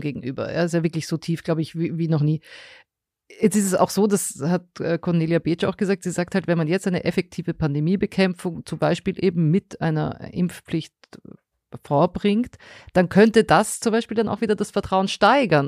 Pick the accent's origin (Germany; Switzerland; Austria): Austria; moved away; bei uns in Österreich